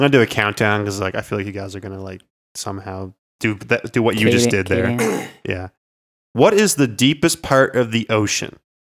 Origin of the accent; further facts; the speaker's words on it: Canada; I'm from Canada.